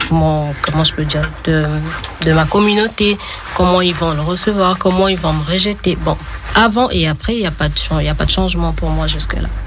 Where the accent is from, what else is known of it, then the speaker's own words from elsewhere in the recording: DR Congo; moved away as an adult; now in France; Je viens de la République démocratique du Congo.